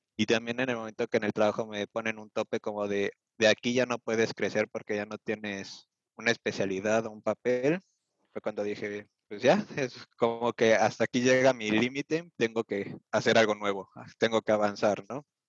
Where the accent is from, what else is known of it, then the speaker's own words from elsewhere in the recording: Mexico City, Mexico; moved away as an adult; now in Germany; yo soy originario de la Ciudad de México